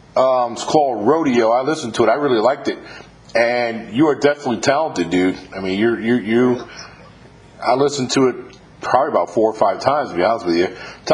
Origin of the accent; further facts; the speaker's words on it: New York, United States; moved away; I'm originally from New York